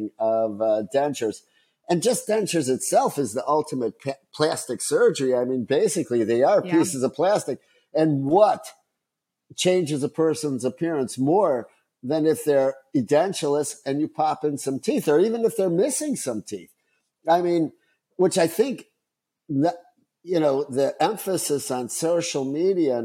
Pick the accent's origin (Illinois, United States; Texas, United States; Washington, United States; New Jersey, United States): Illinois, United States; Chicago; I grew up in Chicago